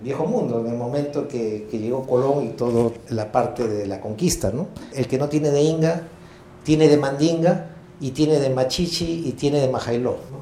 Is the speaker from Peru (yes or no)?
yes; Peru; yo soy mitad japonés, pero mi identidad es puramente peruano